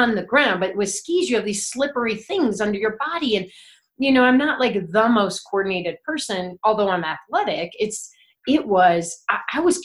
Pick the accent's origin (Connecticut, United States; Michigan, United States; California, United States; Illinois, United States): Illinois, United States; Chicago; I'm from Chicago.